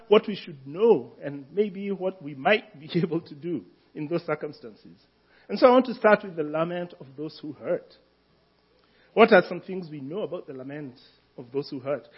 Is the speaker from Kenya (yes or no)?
yes; Kenya; moved away; I am a Kenyan